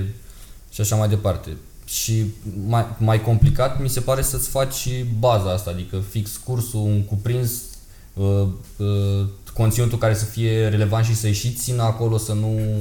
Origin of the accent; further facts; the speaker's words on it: Romania; noi suntem din România